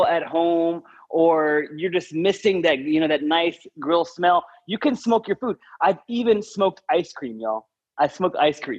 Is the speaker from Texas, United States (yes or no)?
yes; Texas, United States; I am a Texan